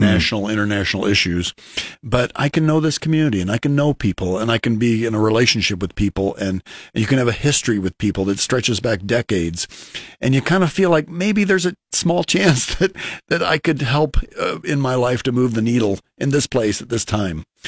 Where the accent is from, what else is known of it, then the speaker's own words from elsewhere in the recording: Lincoln, Nebraska, United States; I'm from South Lincoln